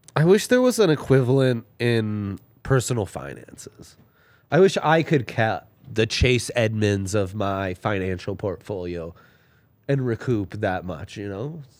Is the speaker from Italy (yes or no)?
yes; Italy; moved away; growing up in Italy